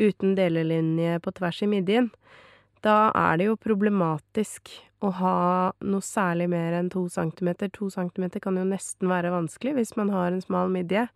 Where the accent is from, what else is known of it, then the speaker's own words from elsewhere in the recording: Norway; Men jeg er norsk